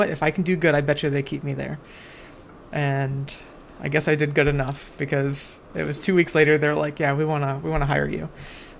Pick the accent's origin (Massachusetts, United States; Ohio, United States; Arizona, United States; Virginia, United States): Ohio, United States; Cleveland; moved away as an adult; also born or lived in Pittsburgh, Pennsylvania / Los Angeles, California; So me and my wife, so we're both from Cleveland area